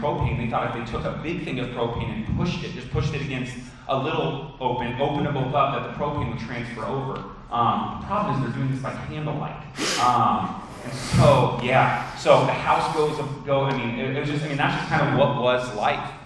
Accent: Phoenix, Arizona, United States; also born or lived in Texas; When I grew up here in the Valley, spent all my life in the Valley

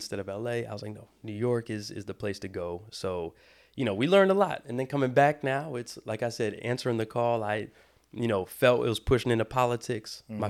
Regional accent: Brazil; They do know I'm from Brazil. I say it all the time.

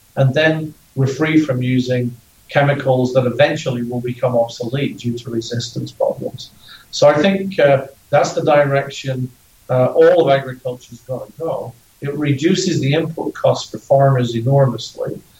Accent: Ireland; I'm Irish.

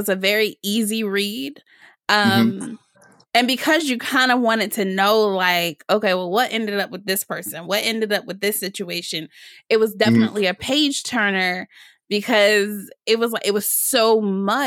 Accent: Detroit, Michigan, United States; now in Washington, D.C., United States; I'm in DC now, but I'm from Detroit originally

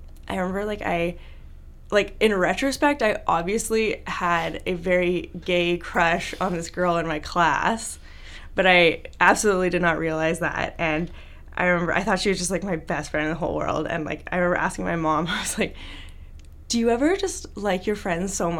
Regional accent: Vancouver, British Columbia, Canada; I grew up in Vancouver, BC

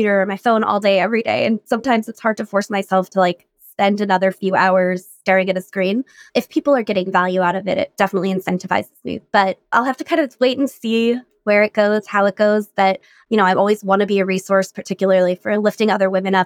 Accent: Colorado, United States; moved away; I grew up in Colorado

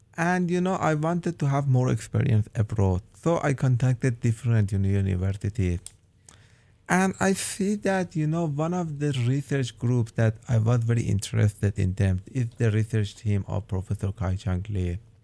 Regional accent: Iran; moved away as an adult; now in Oregon, United States; I am from Iran and I have an undergrad and master degree in polymer engineering

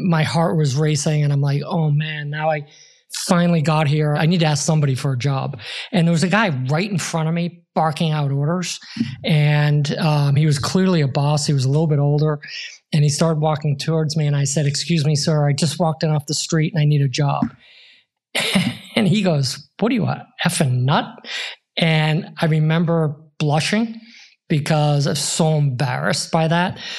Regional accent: Boston, Massachusetts, United States; I grew up in Irish Catholic Boston in the 70s

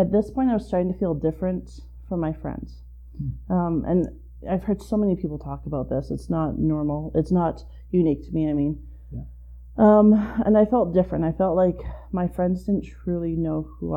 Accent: Calgary, Alberta, Canada; I am a born and raised Calgarian.

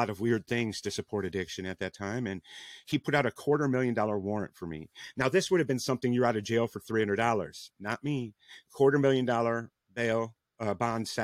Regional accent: Rockford, Illinois, United States; moved away; I'm originally from Rockford, Illinois, not too far away from Chicago

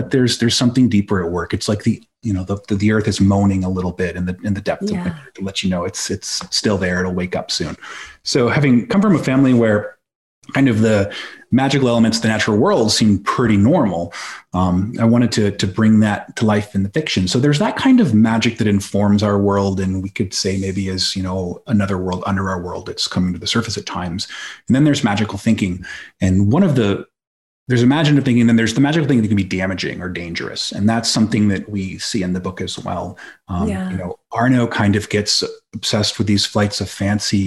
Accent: Belfast, Maine, United States; Where I grew up in Belfast, Maine, which is in the Mid Coast area.

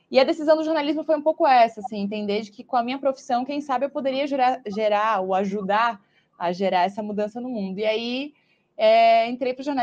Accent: Blumenau, Santa Catarina, Brazil; sou de Blumenau. É, acho que quem conhece um pouquinho a região sul do país sabe que é uma zona tradicionalmente um pouco mais conservadora, né?

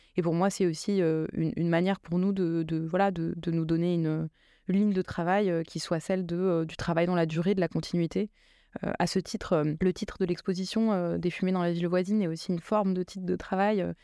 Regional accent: Drancy, Île-de-France, France; moved away as an adult; now in Marseille, France; j'ai grandi euh, en Seine-Saint-Denis et, avant d'arriver à Marseille, je, vivais à Drancy, qui est justement la ville où j'ai grandi.

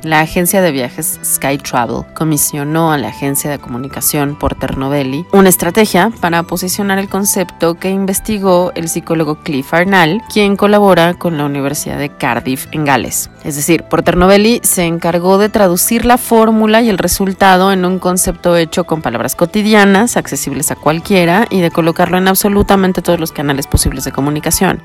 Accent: Mexico; los mexicanos

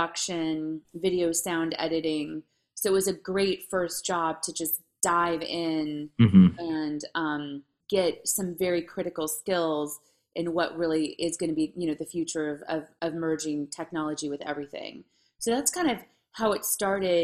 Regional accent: Santa Monica, California, United States; also born or lived in Los Angeles; I was born in Santa Monica

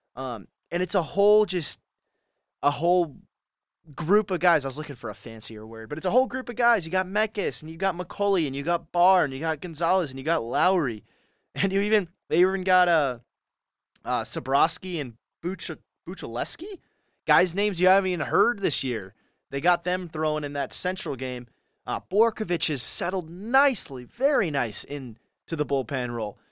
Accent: California, United States; I'm from California

